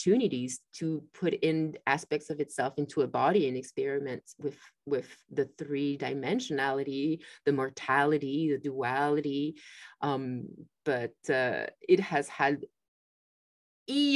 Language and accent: English; France; moved away; I grew up in France